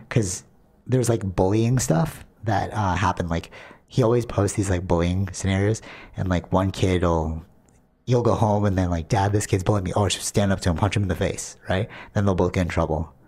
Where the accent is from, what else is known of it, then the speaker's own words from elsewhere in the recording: Canada; we, as Canadian